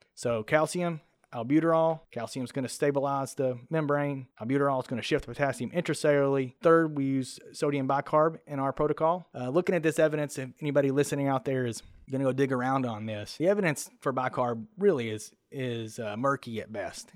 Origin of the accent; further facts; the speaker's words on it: Kentucky, United States; I'm from Kentucky